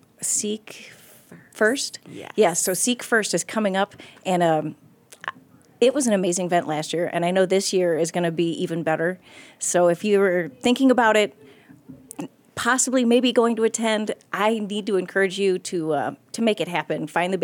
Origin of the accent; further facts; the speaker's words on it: Akron, Ohio, United States; Oh, yeah. So I was born in Akron. I have three sisters.